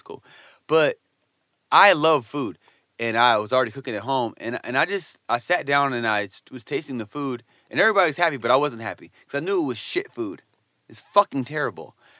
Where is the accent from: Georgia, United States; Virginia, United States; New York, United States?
New York, United States; Poughkeepsie; my hometown